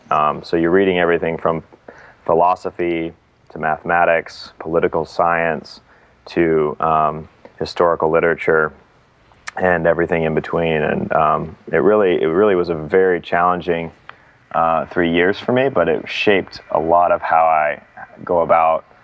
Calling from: Boston, Massachusetts, United States; I am skyping in from Boston, which is where I'm based.

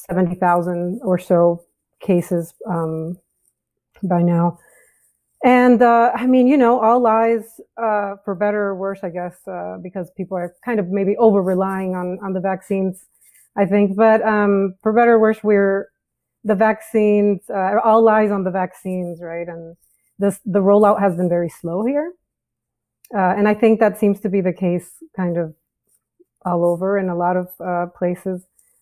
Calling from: San Antonio, Texas, United States; I'm calling from San Antonio, Texas. The Alamo City down here.

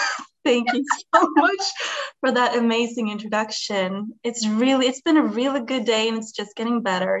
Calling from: Sweden; English is a second language; I'm calling from Sweden.

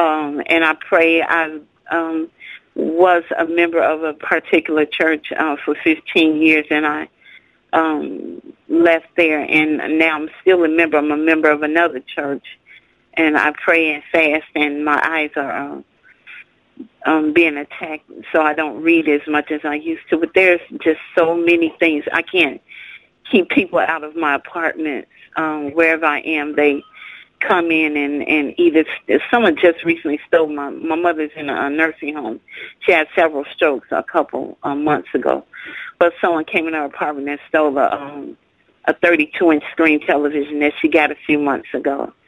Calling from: Minnesota, United States; I'm from Minnesota.

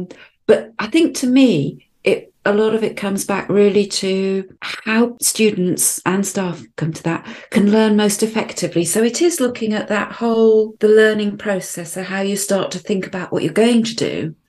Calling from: Arbroath, Scotland, United Kingdom; I'm joining us from Arbroath. That's on the east coast of Scotland, famous for its smokies, although being vegetarian, I've never actually tried one.

